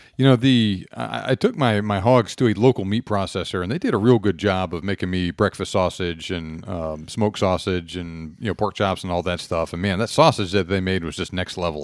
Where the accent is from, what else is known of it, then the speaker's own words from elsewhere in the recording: Houston, Texas, United States; also born or lived in West Point, New York; now in East Texas, United States; I grew up down in the Houston area